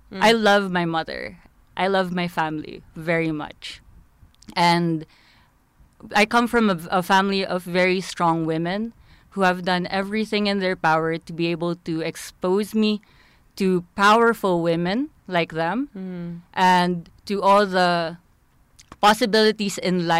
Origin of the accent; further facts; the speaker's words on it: Philippines; I'm from the Philippines. Mm. I'm from a third world country as well.